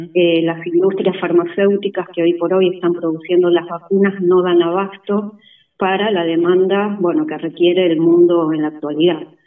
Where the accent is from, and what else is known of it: Argentina